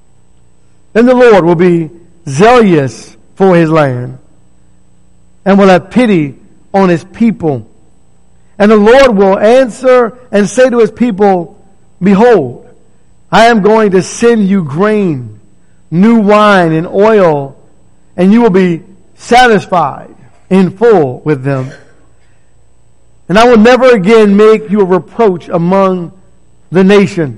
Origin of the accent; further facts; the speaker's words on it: D.C. area, Maryland, United States; I grew up in the Maryland, D.C. area